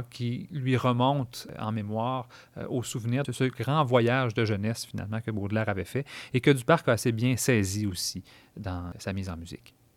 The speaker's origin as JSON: {"language": "French", "region": "Quebec", "country": "Canada"}